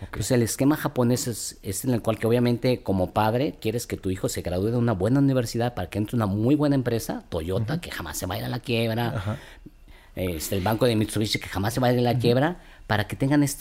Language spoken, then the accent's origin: Spanish; Mexico; somos los mexicanos